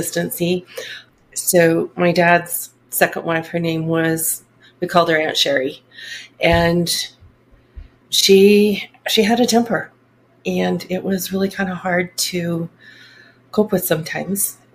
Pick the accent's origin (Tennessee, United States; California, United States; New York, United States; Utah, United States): Utah, United States; Salt Lake City; also born or lived in Brigham City, Utah; I actually grew up in the Salt Lake area. Okay. I was born up in Brigham City, and then my parents moved to the Salt Lake area.